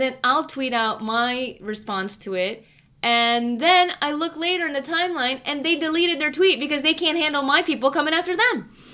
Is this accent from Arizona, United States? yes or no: no; Chicago, Illinois, United States; if I grew up in Chicago proper for the rest of my childhood, but my parents moved out of Chicago